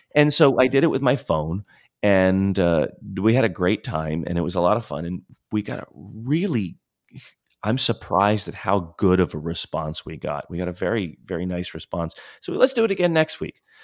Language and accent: English; Florida, United States; we grew up in Florida